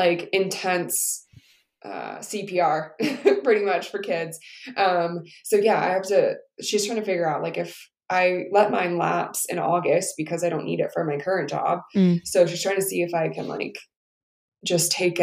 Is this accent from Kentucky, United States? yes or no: no; San Diego, California, United States; moved away as an adult; also born or lived in San Francisco, California; now in Denver, United States; I was born in San Diego